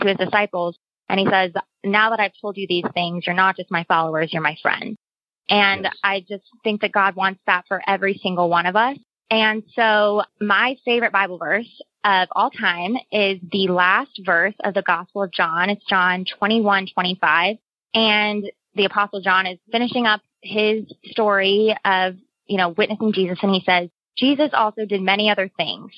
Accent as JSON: {"language": "English", "town": "Cape Girardeau", "region": "Missouri", "country": "United States", "tie": "born or raised there", "also_born_or_lived": "New York", "moved": "as an adult", "said": "I grew up in Cape Girardeau, Missouri"}